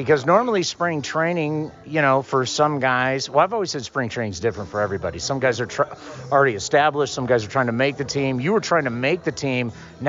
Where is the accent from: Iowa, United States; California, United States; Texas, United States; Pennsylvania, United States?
California, United States; San Diego; moved away; I grew up in San Diego.